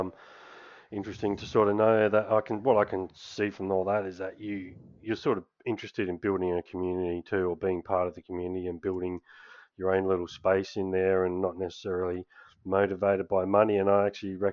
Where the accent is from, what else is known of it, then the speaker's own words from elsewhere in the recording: Perth, Western Australia, Australia; we're both from Perth